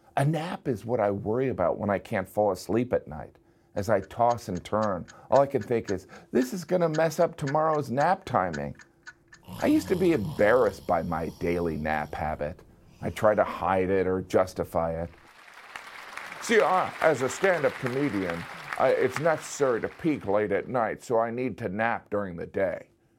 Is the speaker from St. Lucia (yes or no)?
no; Spain; Maybe I need a nap because I'm from Spain.